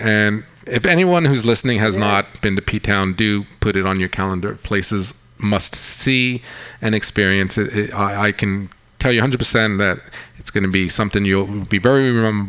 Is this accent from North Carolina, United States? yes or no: no; Long Island, New York, United States; now in San Francisco, United States; I grew up on Long Island, yeah.